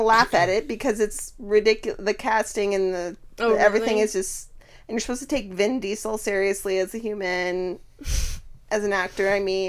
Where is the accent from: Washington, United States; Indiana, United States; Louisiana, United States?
Washington, United States; Eastern; I grew up in a rural town. So I grew up in Eastern Washington, which is like very similar to Idaho.